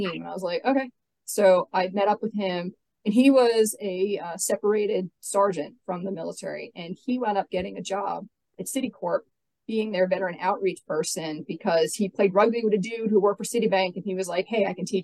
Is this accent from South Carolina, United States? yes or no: no; Staten Island, New York, United States; I started off, I'm from New York City. Uh, I was born and raised in Staten Island. I got rid of my accent on purpose.